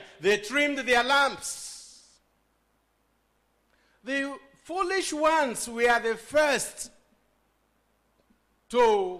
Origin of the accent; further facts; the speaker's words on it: Nigeria; Okay, we are boasting, you are a British and I'm a Nigerian.